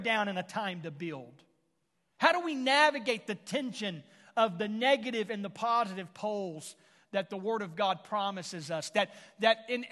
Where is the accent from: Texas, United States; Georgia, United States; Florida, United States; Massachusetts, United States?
Texas, United States; Houston; now in Tulsa area, United States; I was born and raised in the Houston, Texas area